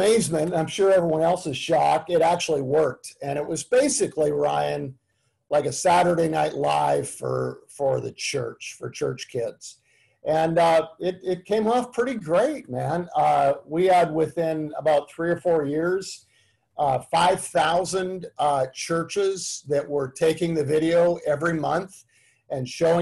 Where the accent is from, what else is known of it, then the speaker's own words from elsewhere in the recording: Canada; moved away as an adult; also born or lived in Tulsa, Oklahoma; now in United States; I grew up in Canada. I'm a Canadian